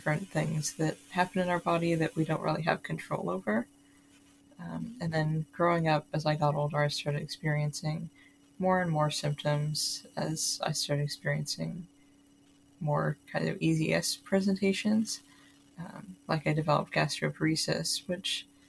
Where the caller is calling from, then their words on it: Seattle, Washington, United States; I'm calling from Seattle, Washington here